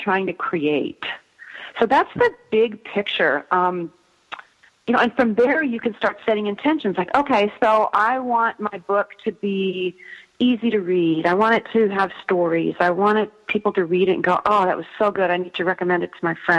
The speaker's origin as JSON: {"language": "English", "region": "Midwest", "country": "United States", "tie": "born or raised there", "said": "I grew up in the Midwest"}